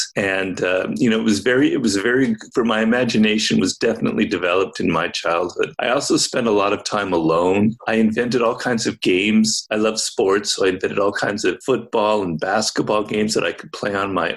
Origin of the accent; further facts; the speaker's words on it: Los Angeles, California, United States; I grew up in Los Angeles